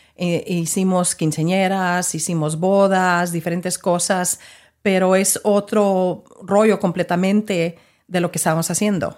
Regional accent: Mexico; now in Dallas, United States; nosotros como, como mexicanos

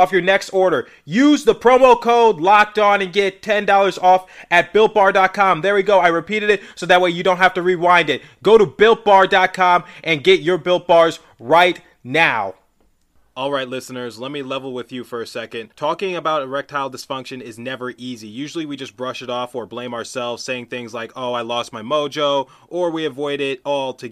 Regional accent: the East, East Coast, United States; I'm from the East

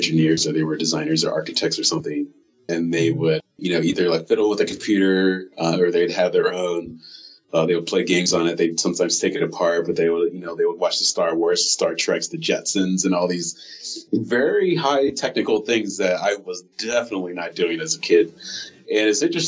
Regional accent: Iowa City, Iowa, United States; moved away as an adult; also born or lived in Cedar Rapids, Iowa / Des Moines, Iowa; now in Bay Area, California, United States; Yeah, I grew up in Iowa, in Iowa City, Cedar Rapids.

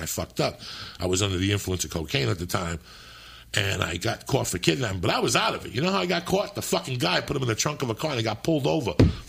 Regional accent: Cuba; English is a second language; now in United States; because you taught me how to speak English. When I came from Cuba, I would watch Dick Van Dyke.

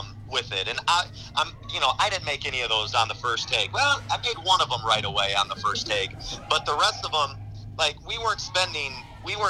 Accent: Miller, South Dakota, United States; I grew up in Miller, so I was running around the Wessington Springs baseball field

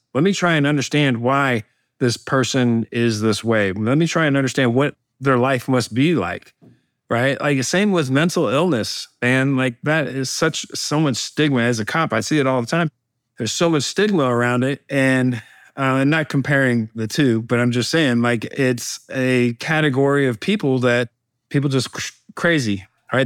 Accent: Alabama, United States; my home state of uh, Alabama

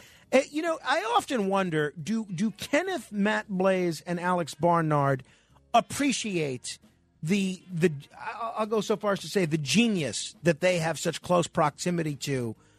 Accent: Germany; English is a second language; moved away as an adult; now in New York, United States; I'm a car guy all my life and was for years owner of car dealership in Stuttgart when I came from Germany to New York.

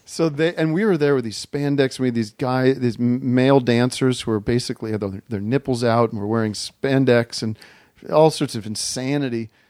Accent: Allentown, Pennsylvania, United States; I grew up in Allentown, Pennsylvania

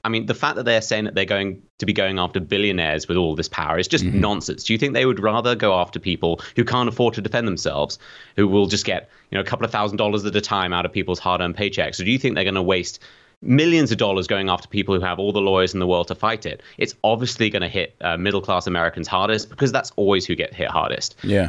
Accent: United Kingdom; accent: British; I'm British

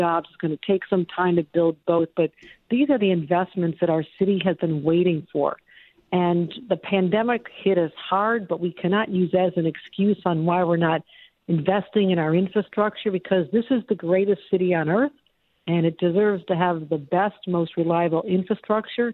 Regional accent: Western New York, United States; growing up in Western New York

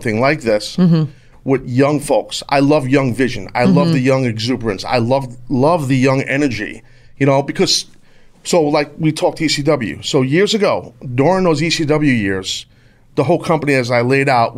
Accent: New York, United States; born and raised in New York, if you couldn't tell from my accent

